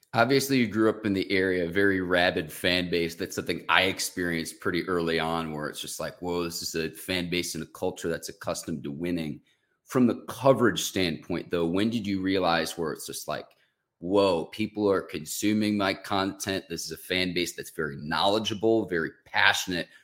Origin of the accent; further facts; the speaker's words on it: Chicago suburbs, Illinois, United States; I grew up in the Chicago suburbs